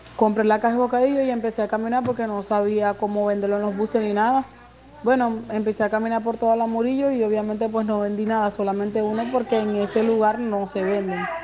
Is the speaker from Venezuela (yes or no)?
yes; Venezuela; moved away as an adult; now in Barranquilla, Colombia; soy migrante venezolana. Llegué acá a la ciudad de Barranquilla el 19 de febrero del año 2019